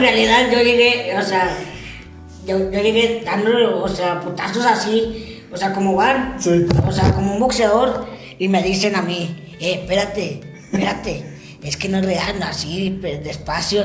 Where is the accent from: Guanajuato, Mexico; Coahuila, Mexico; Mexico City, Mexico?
Coahuila, Mexico; Saltillo; yo sí nací aquí en Saltillo.